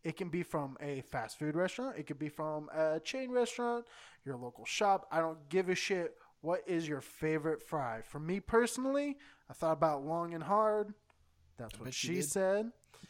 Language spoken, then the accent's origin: English; California, United States; also born or lived in Texas; I know this is blasphemy because I live in San Diego. I'm even from California, but I spent a good chunk of my life in Texas.